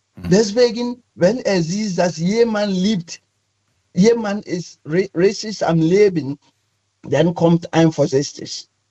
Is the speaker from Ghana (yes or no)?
yes; Ghana; German is a second language; moved away as an adult; now in Cologne, Germany; Ich komme ursprünglich aus Ghana